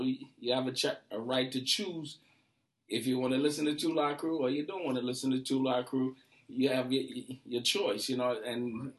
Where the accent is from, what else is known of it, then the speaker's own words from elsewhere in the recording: Trinidad & Tobago; moved away; also born or lived in Brooklyn, New York; I grew up in Trinidad a little bit.